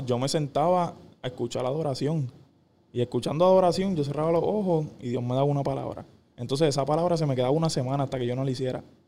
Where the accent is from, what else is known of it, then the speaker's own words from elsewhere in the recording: Caguas, Puerto Rico; Yo soy de Cagua, no tengo a nadie ahí.